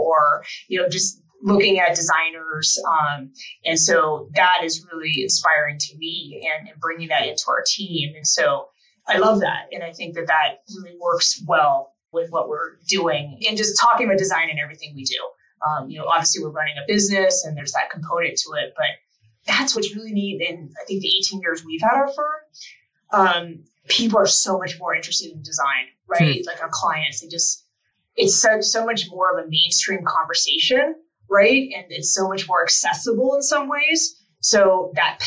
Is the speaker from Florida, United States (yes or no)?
no; Portland, Oregon, United States; moved away as an adult; now in Colorado, United States; I grew up in Portland, Oregon, and I went to CU